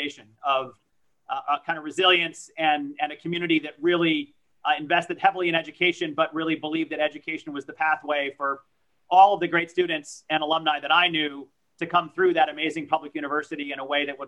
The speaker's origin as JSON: {"language": "English", "town": "Danbury", "region": "Connecticut", "country": "United States", "tie": "born or raised there", "also_born_or_lived": "Pau, France", "first_language": "French", "second_language": "English", "said": "I grew up in Danbury, Connecticut"}